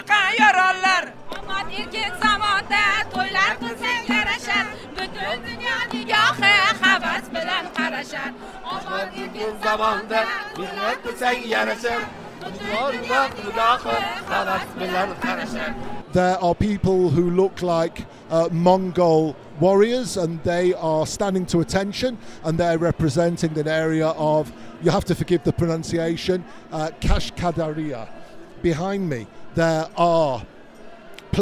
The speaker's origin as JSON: {"language": "English", "country": "Israel", "said": "I was from Israel"}